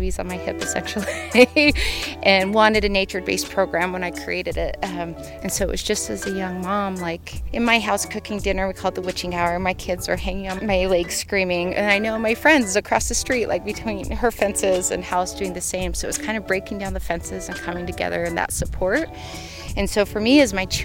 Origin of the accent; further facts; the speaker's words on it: Murray, Utah, United States; now in Moab, United States; I grew up in Salt Lake City, but in a town called Murray.